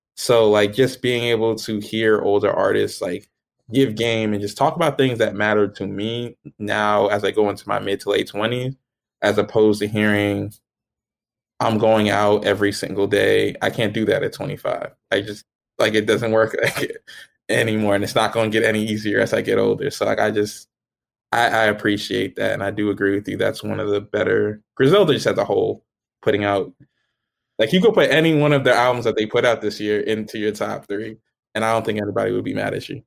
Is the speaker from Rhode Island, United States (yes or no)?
no; New Jersey, United States; I'm from New Jersey